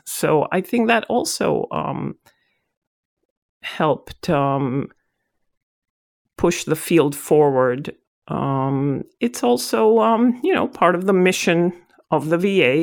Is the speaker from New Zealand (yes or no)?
no; Israel; moved away as an adult; now in United States; I'm originally from Israel